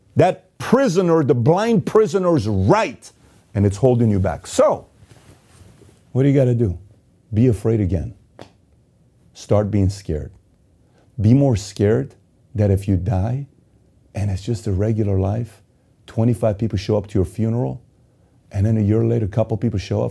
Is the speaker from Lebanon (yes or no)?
no; Iran; moved away; I was born and raised in Iran.